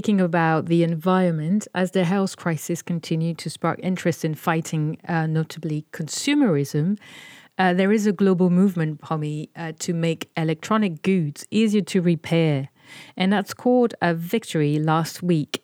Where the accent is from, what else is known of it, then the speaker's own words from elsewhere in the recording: France; accent: French; this is my French accent coming back.